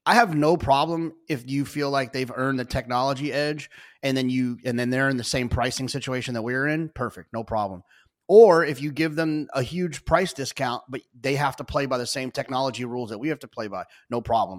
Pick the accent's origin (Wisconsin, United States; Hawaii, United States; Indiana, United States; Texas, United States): Texas, United States; as a Texan